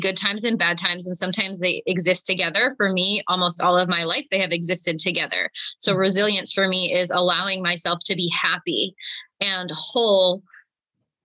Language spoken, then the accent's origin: English; Philadelphia, Pennsylvania, United States; moved away; also born or lived in New York City; I am from Philadelphia, Pennsylvania